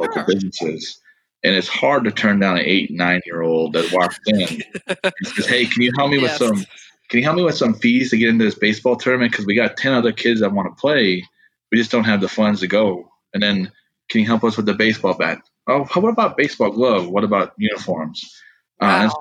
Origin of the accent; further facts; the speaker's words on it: Trenton, North Dakota, United States; moved away; I grew up in Trenton, North Dakota. It's a very small community, about 5 miles from Montana, 50 miles south of the Canadian border.